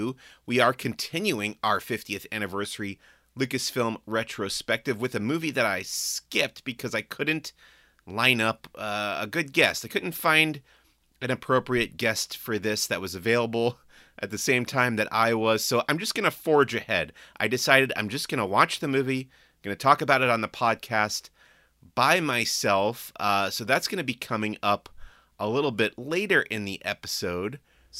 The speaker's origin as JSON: {"language": "English", "town": "Long Island", "region": "New York", "country": "United States", "tie": "born or raised there", "lives_now": "Burbank, United States", "said": "I grew up in the Northeast, Long Island, New York, where it got cold in the winter."}